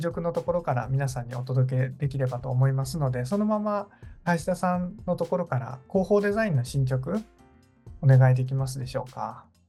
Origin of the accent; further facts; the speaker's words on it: Nagasaki, Japan; moved away; also born or lived in Kumamoto; 故郷の長崎ですね